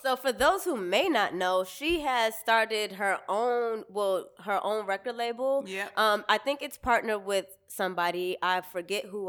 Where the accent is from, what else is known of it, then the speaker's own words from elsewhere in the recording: Cambridge, Massachusetts, United States; also born or lived in Boston; I'm from Cambridge technically, but I represent Boston